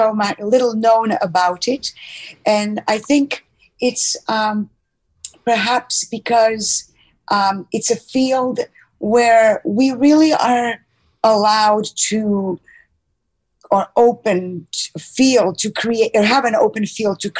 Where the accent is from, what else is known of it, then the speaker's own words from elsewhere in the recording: Croatia; English is a second language; moved away as an adult; also born or lived in Chicago / New York; I grew up in what was then Yugoslavia, now Croatia